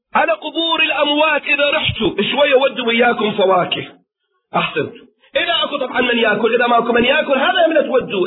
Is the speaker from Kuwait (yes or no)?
yes; Kuwait; عندنا في الكويت